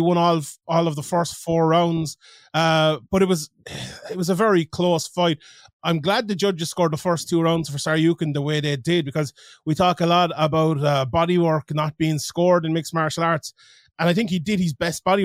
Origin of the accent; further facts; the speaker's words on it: Limerick, Munster, Ireland; I'm from Limerick